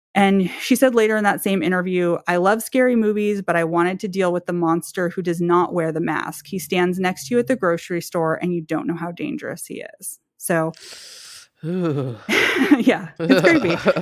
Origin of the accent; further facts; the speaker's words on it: Berkeley, California, United States; also born or lived in Oakland, California; now in Portland, United States; I grew up in Berkeley, California, like, Oakland and Berkeley